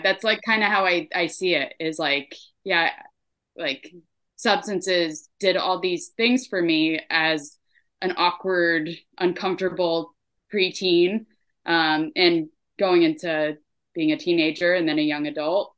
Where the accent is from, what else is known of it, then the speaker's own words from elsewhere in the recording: Troy, New York, United States; moved away as an adult; also born or lived in Burlington, Vermont; now in Vermont, United States; I was born in Troy, New York. I ended up in Vermont in 2018